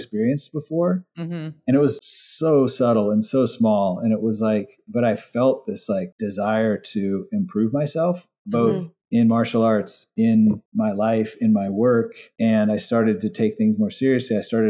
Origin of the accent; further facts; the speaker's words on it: Hawaii, United States; moved away; also born or lived in California; I grew up in Hawaii. Even when I moved to California